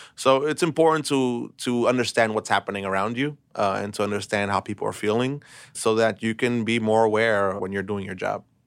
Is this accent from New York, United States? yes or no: yes; New York City, New York, United States; I was born and raised in Brooklyn.